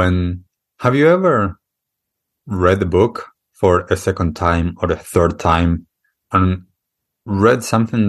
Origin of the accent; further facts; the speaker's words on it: Argentina; moved away; when I grew up in Argentina, I accepted the things that were culturally accustomed there